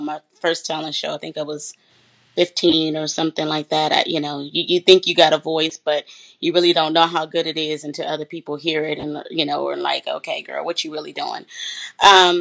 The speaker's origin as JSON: {"language": "English", "town": "San Bernardino", "region": "California", "country": "United States", "tie": "born or raised there", "said": "I'm originally from San Bernardino, California"}